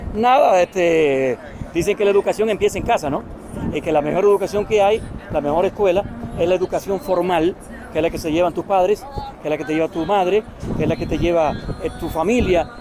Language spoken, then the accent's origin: Spanish; Cuba; also born or lived in Dominican Republic; yo nací en Cuba, pero mi abuelo es dominicano, soy dominicano también